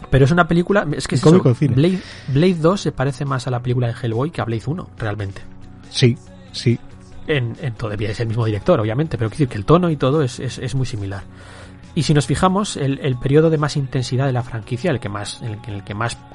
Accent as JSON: {"language": "Spanish", "town": "Bilbao", "region": "Basque Country", "country": "Spain", "said": "Si hay que siempre aquí nos tiramos a la piscina, que somos de Bilbao."}